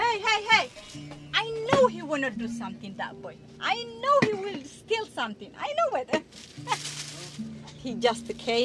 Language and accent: English; Eritrea; moved away as an adult; now in Baltimore, United States; I'm from Eritrea, East Africa, and I came 1985 here.